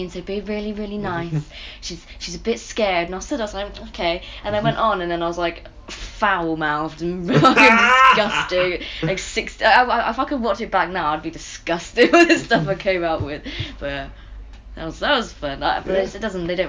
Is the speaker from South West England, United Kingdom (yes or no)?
yes; Bristol, South West England, United Kingdom; I'm from Bristol